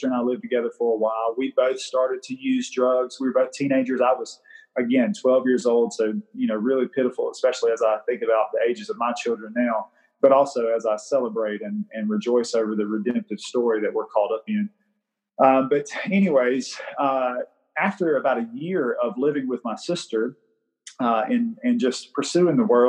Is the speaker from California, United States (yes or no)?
no; Greenville, Mississippi, United States; I was born in the Mississippi Delta in Greenville, Mississippi